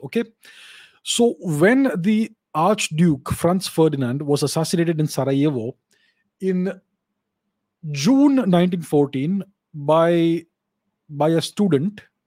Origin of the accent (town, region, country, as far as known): India